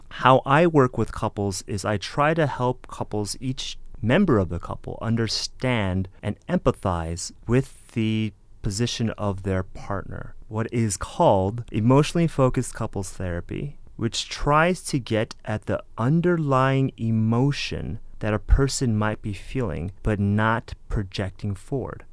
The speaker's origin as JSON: {"language": "English", "area": "San Gabriel Valley", "region": "California", "country": "United States", "tie": "born or raised there", "said": "I'm originally from the San Gabriel Valley, the 626 for any of you out there"}